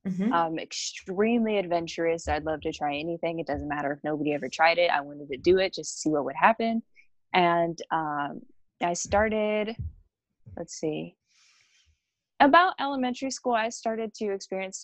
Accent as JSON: {"language": "English", "town": "Plymouth", "region": "Indiana", "country": "United States", "tie": "born or raised there", "also_born_or_lived": "Kansas", "moved": "yes", "lives_now": "Southern California, United States", "said": "I was born in Plymouth, Indiana."}